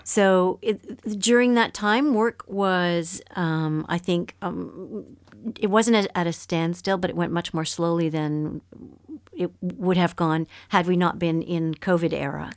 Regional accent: Montreal, Quebec, Canada; moved away as an adult; also born or lived in Ontario; now in France; I was, um, born and raised in Montreal, um, Quebec, which is the French-speaking

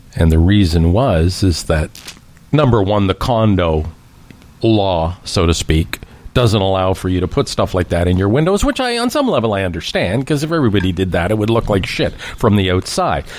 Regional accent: Canada; as a Canadian

